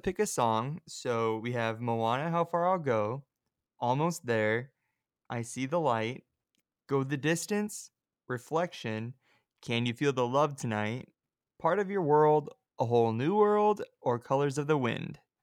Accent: California, United States; I'm from California

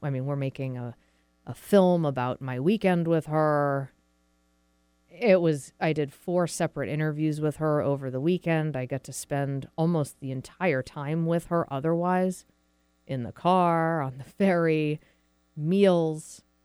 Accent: New England, United States; moved away as an adult; now in Seattle, United States; I was born and raised in New England, but I've lived out in Seattle for about 16 years now

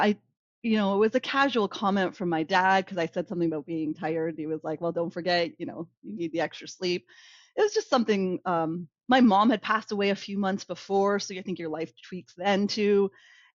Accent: Ontario, Canada; moved away as an adult; also born or lived in Calgary, Alberta; I'm originally from Ontario

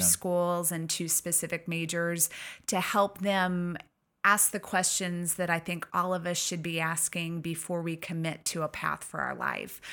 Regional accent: Missouri, United States; moved away as an adult; I grew up in Missouri and found my way out this way after, um, my own college experiences

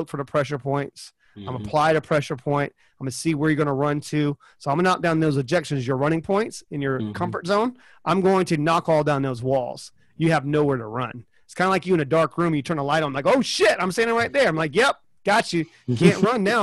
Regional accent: Charleston, South Carolina, United States; moved away; Charleston, South Carolina, is where I'm from originally.

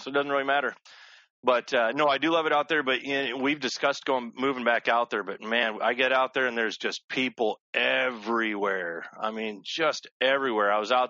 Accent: Denver, Colorado, United States; now in Michigan, United States; I grew up in Denver, Colorado. I moved out here to Michigan about 26 years ago, but I grew up in Denver. I moved around a lot out there, but grew up, you know, backpacking the Rockies

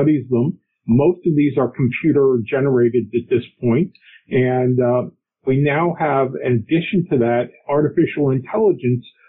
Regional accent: New York area, United States; moved away as an adult; also born or lived in Morristown, New Jersey / Wisconsin; now in Virginia, United States; I'm originally from the New York area

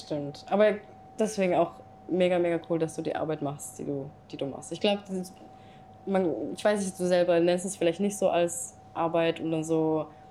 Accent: Singapore; moved away as an adult; now in Switzerland; ich bin in Singapur aufgewachsen

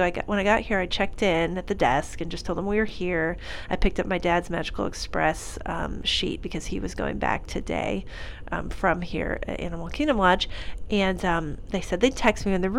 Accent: Raleigh, North Carolina, United States; So I am from North Carolina, from the kind of Raleigh area.

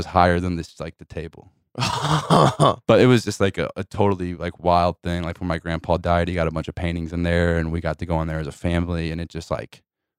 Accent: St. Louis, Missouri, United States; South St. Louis. I'm actually specifically from Carondelet, right down Loughborough here.

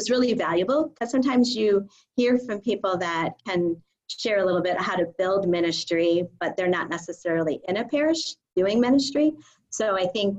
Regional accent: Illinois, United States; we're both from Illinois

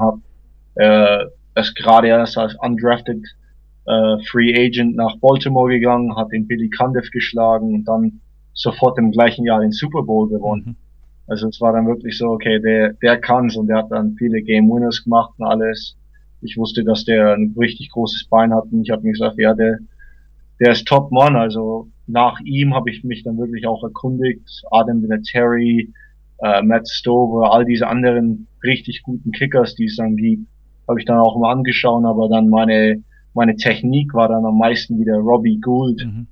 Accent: Großhabersdorf, near Ansbach, Middle Franconia, Bavaria, Germany; also born or lived in Stein, Germany / Los Angeles, United States; now in United States; Also ich bin äh, in Stein erstmal aufgewachsen für die ersten vier Jahre und dann bin ich nach Großhasbach gezogen, also Nähe Ansbach und äh, habe dort Fußball gespielt, gelebt, alles

